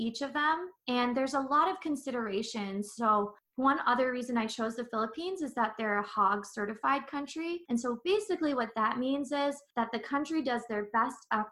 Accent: San Diego, California, United States; moved away; I'm originally from San Diego and come from a big Filipino American family

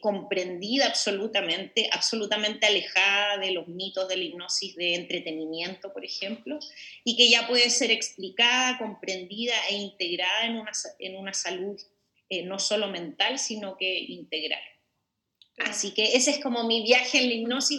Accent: Chile; moved away as an adult; now in Mexico; yo como bien dijiste soy una chilena, pero soy del mundo, de hecho vivo en México hace 10 años

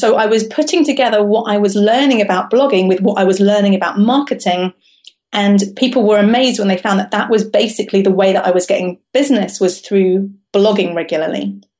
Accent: London, United Kingdom; now in Cambridge, United Kingdom; I've created this life for myself in Cambridge, right? But I come from London.

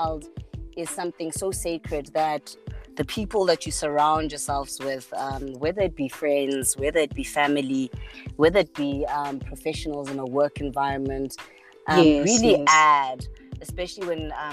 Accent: Cape Town, Western Cape, South Africa; I grew up, I mean, I was born in Cape Town in 1983

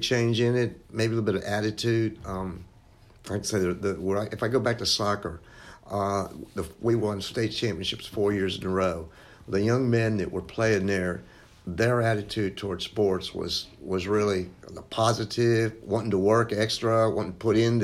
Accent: Cincinnati, Ohio, United States; moved away as an adult; also born or lived in Memphis, Tennessee / Dallas, Texas; now in Jackson, United States; I grew up in Cincinnati, went to Christian Brothers College in Memphis

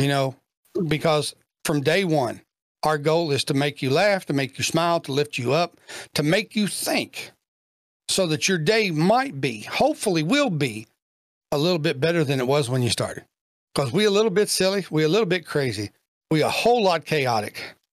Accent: Kentucky, United States; I'm from Kentucky

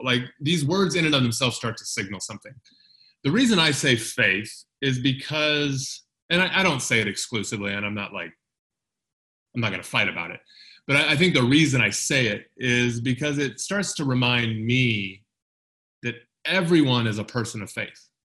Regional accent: United States; moved away as an adult; I moved away from the United States shortly after the terrorist attacks on September 11th, 2001

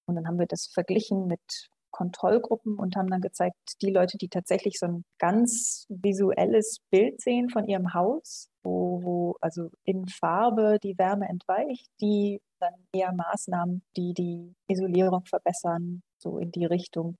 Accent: Germany; moved away as an adult; also born or lived in England; now in Vienna, Austria; Ich komme ursprünglich aus Deutschland, so Mitte nördlich, Nähe Münster, Nähe Osnabrück da oben.

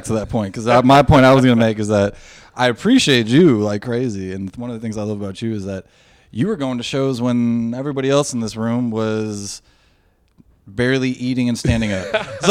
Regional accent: Illinois, United States; I'm from Illinois.

